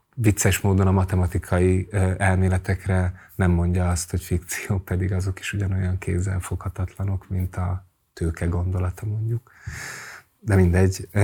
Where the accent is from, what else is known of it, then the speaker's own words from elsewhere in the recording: Hungary; amelyben én felnőttem Magyarországon